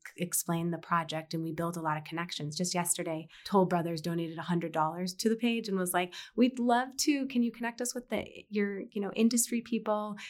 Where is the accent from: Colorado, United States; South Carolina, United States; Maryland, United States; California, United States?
Colorado, United States; Fort Collins; grow up in Fort Collins and experience, like, K through twelve